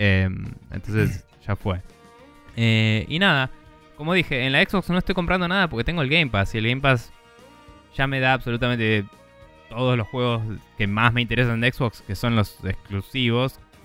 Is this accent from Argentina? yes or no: yes; Argentina